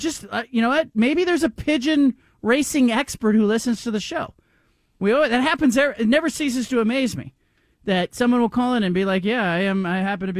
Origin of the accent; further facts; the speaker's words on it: Gilroy, California, United States; Now, I grew up in a town in California called Gilroy